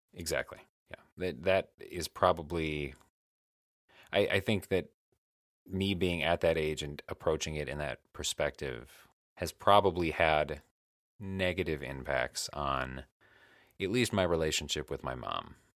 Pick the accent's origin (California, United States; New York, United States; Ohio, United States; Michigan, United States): Michigan, United States; moved away as an adult; now in Illinois, United States; I was going to college in the town that I grew up